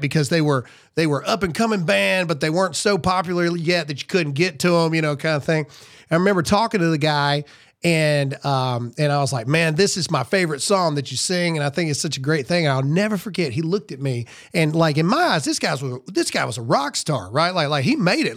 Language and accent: English; Lowndes County, Mississippi, United States; I'm from Lowndes County, Mississippi